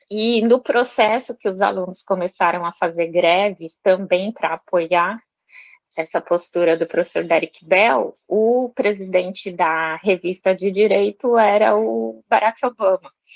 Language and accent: Portuguese; São Paulo, Brazil; moved away as an adult; also born or lived in Franca; eu nasci em São Paulo, né? Nos num bairro que é um bairro tradicionalmente